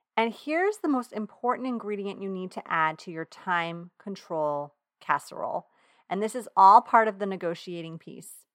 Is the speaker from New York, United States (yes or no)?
yes; Long Island, New York, United States; accent: Long Island; my Long Island accent